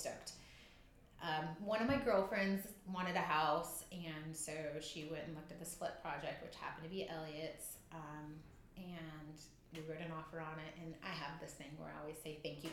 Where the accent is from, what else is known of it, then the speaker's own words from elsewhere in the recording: Southern California, United States; moved away; I'm from Southern California